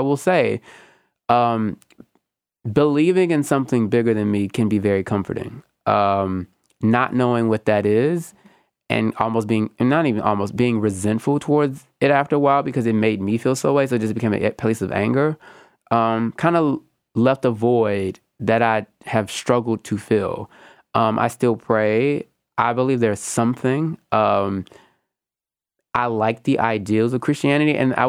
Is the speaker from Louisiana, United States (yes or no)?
yes; Louisiana, United States; because I'm all from Louisiana, so like that, they technically were all raised Catholic, but they all fled the church.